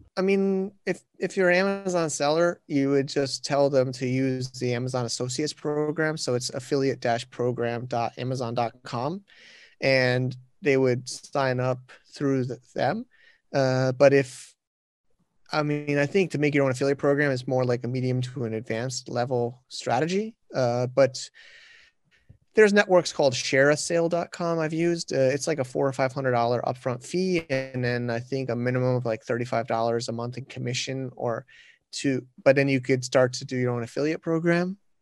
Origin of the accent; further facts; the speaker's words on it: United States; now in China; I'm a American, but I'm in China